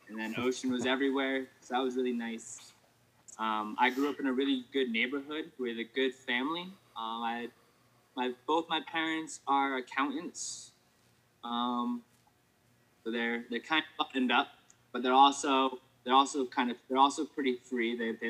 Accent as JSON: {"language": "English", "town": "Coventry", "region": "Rhode Island", "country": "United States", "tie": "born or raised there", "said": "I grew up in Rhode Island, Coventry, Rhode Island. I had two houses there."}